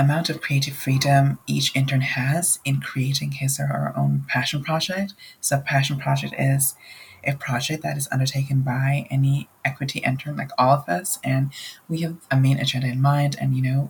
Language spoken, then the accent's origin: English; Nepal; moved away as an adult; now in United States; I'm an international student at De Anza, and I come from Nepal